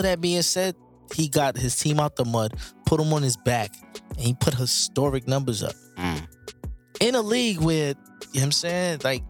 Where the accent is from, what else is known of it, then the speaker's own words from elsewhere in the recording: New York City, New York, United States; I'm from Brooklyn, man.